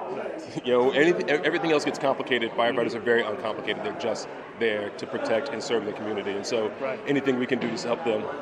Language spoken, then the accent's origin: English; Hollywood, California, United States; You know, I'm from Hollywood. We, we do make believe.